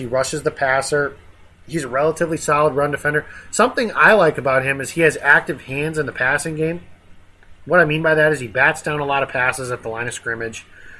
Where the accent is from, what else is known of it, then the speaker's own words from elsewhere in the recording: Rockford, Illinois, United States; he's from my hometown